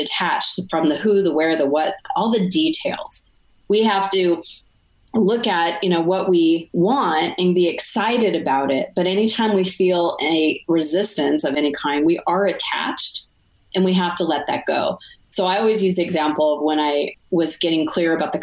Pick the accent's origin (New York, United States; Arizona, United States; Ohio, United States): Arizona, United States; now in Montreal, Canada; I'm from Arizona